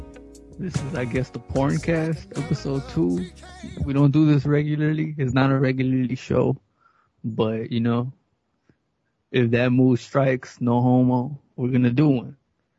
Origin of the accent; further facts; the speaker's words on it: United States; I'm not from the UK, I'm from the States